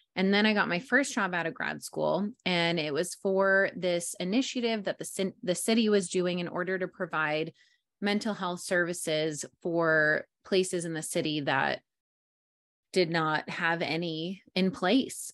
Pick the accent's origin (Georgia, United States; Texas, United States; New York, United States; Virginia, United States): New York, United States; moved away as an adult; also born or lived in Englewood, New Jersey; now in San Diego, United States; born and raised in New York